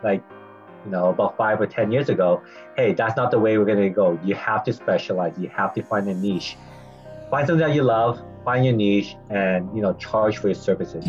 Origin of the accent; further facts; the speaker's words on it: Vancouver, British Columbia, Canada; also born or lived in Chicago; born and raised in Vancouver